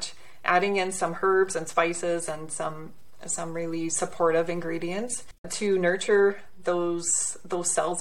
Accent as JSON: {"language": "English", "region": "Southern Alberta", "country": "Canada", "tie": "born or raised there", "said": "I'm from Southern Alberta, actually. Okay. So it's a lovely, lovely spot. You know, we're in a city, about 100,000 people, but 1 hour west, we're in the Rocky Mountains. And I took that for granted growing up"}